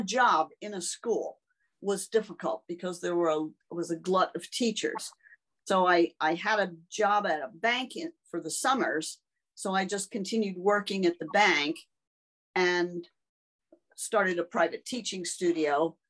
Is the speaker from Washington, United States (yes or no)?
no; Pennsylvania, United States; In Berks County.